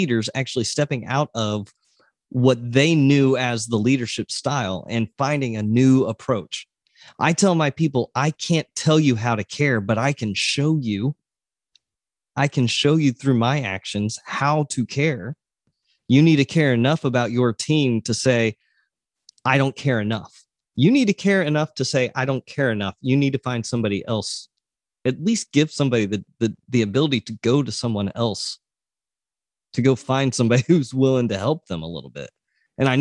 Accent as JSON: {"language": "English", "region": "Oklahoma", "country": "United States", "moved": "yes", "said": "I'm from Oklahoma"}